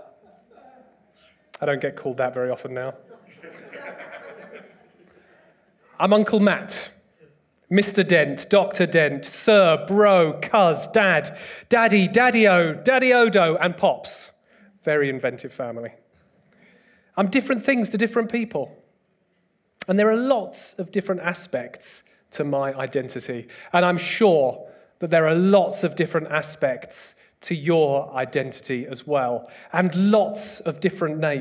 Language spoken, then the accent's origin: English; United Kingdom; I'm British